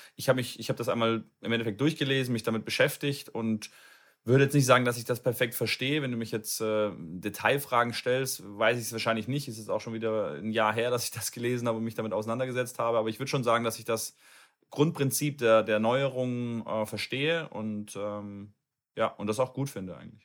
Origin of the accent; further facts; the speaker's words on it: Cologne, North Rhine-Westphalia, Germany; In Nordrhein-Westfalen, in Köln. Ich komme aus Köln.